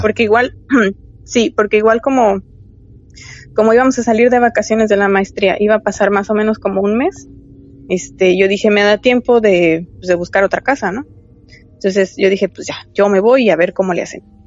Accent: Mexico; also born or lived in Mexico City; somos los mexicanos

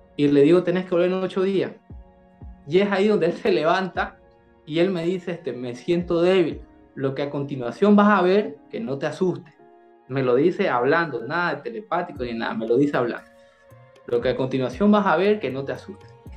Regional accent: Bolivia; also born or lived in Santa Cruz de la Sierra; en el año 2019, en mi país, en Bolivia

